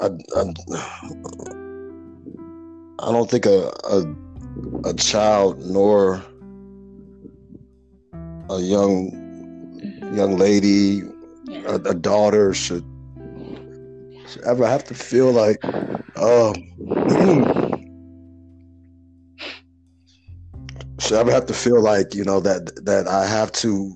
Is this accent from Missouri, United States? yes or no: no; Chicago, Illinois, United States; I was born and raised in Chicago, so I'm a Midwest lad